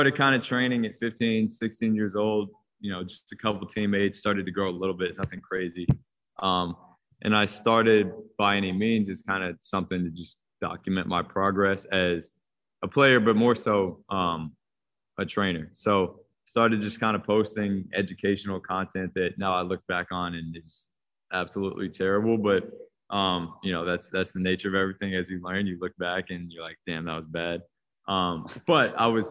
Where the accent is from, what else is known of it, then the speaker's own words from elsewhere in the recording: Washington, District of Columbia, United States; I grew up in Washington, D.C., long story short, hooped all the way up through high school